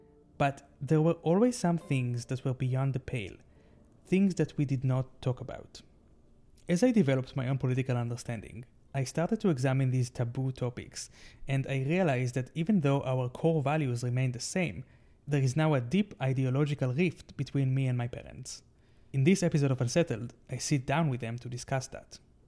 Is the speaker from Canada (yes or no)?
no; Israel; I was born in Israel in 1991, and my parents raised me as a Zionist.